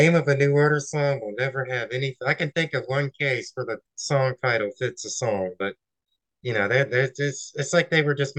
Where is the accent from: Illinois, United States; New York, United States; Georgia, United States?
Georgia, United States; I am from Georgia, you know, we're not known for being smart down here.